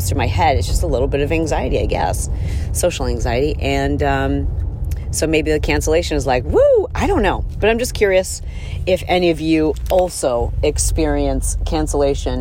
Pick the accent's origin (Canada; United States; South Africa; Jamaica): United States; Midwest; growing up in the Midwest